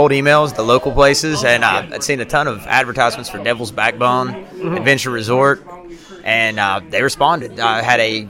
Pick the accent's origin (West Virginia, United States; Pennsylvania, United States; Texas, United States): West Virginia, United States; Mingo County; I'm from Mingo County.